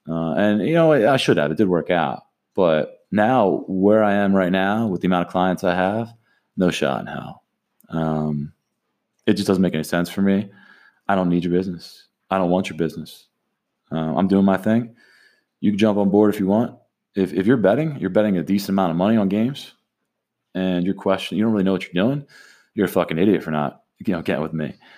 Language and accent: English; Atlantic City, New Jersey, United States; growing up in Atlantic City